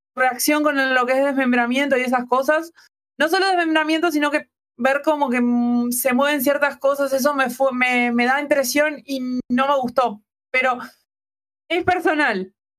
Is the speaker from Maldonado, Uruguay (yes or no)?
no; Montevideo, Uruguay